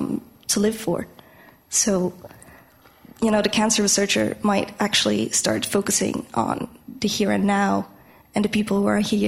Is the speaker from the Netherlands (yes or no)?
yes; Netherlands; I'm from the Netherlands, and I'm just on holiday